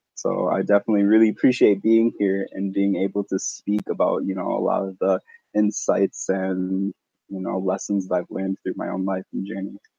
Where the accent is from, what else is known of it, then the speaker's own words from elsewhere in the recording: Wisconsin, Minnesota area, Midwest, United States; I grew up in Wisconsin, Minnesota kinda area